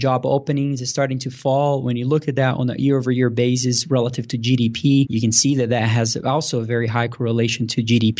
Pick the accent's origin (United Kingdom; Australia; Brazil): Brazil; moved away as an adult; now in Denver, United States; I was born and raised in Brazil and moved here to the U.S. to play tennis in college back about 10 years ago. And I moved here to Denver